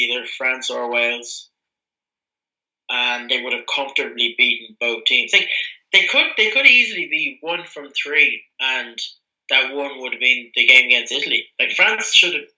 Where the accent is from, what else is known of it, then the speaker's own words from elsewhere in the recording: Ireland; I'm from Ireland